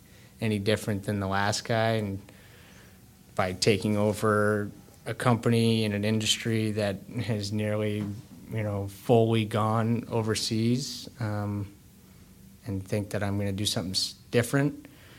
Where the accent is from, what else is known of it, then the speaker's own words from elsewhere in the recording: Brookfield, Vermont, United States; I grew up in Brookfield, Vermont, which is one town over from Randolph